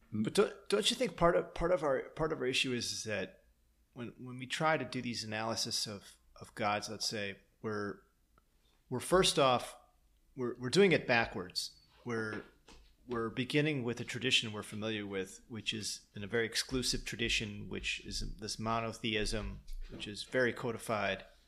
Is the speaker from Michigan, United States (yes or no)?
yes; Lansing, Michigan, United States; moved away; also born or lived in Green Bay, Wisconsin / outskirts of Chicago; I was born in Green Bay, and I left there when I was three, and then I lived in Michigan